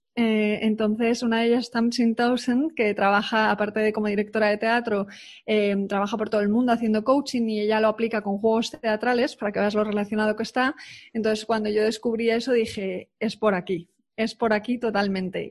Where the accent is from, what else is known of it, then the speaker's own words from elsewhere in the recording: Spain; also born or lived in United Kingdom; yo soy muy española